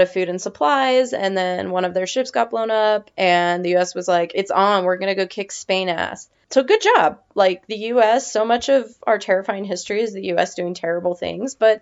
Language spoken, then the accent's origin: English; Nevada, United States; I'm from Nevada, and that's how Nevadans say it, and that's not how anybody else says it.